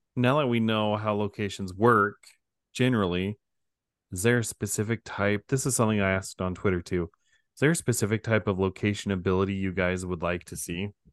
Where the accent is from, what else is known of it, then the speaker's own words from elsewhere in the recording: Idaho, United States; I'm from Idaho